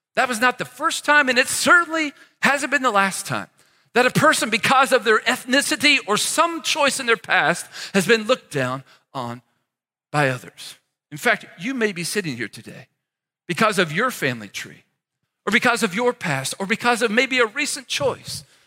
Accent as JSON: {"language": "English", "area": "near Cincinnati, Ohio", "region": "Northern Kentucky", "country": "United States", "tie": "born or raised there", "said": "I grew up near Cincinnati, Ohio, in the great state of Kentucky"}